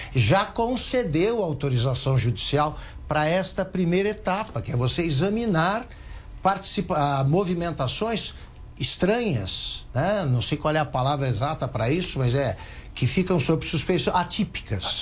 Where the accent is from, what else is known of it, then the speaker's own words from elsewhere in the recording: Taquaritinga, São Paulo, Brazil; numa cidade como Taquaritinga, onde eu nasci